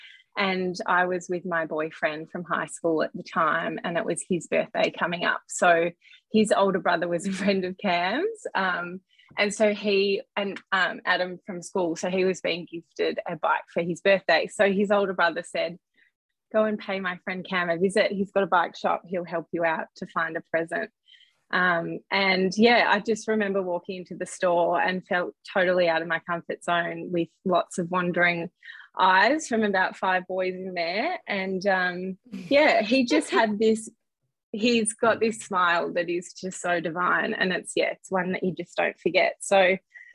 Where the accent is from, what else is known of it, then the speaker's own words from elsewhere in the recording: Melbourne, Victoria, Australia; born and bred in Melbourne